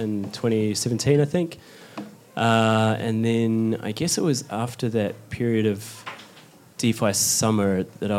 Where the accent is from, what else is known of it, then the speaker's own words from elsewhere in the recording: New Zealand; moved away as an adult; now in London, United Kingdom; from New Zealand, but I've just moved to London